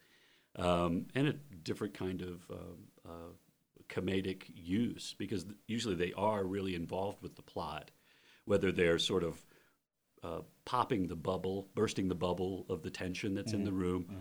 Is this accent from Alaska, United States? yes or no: no; Georgia, United States; moved away as an adult; also born or lived in North Carolina / New Jersey / New York; I grew up in Georgia, so and the southern states